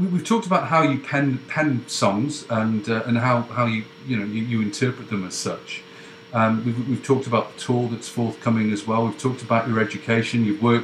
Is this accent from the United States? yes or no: no; England, United Kingdom; I'm English